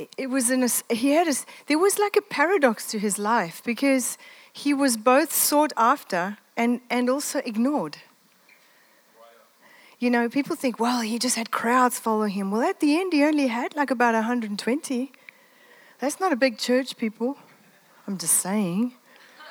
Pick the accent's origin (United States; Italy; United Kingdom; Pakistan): Italy; moved away; I grew up in the Mediterranean. I'm Italian.